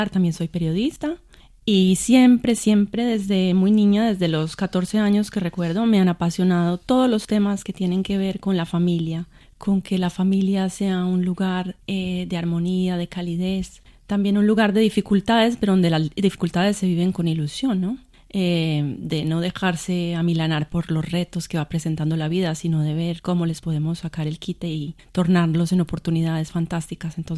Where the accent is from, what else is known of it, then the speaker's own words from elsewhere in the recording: Colombia; soy colombiana.